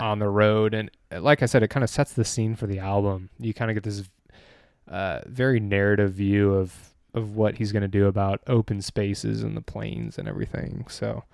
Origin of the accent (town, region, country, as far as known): Dexter, Michigan, United States; born or raised there; also born or lived in Nebraska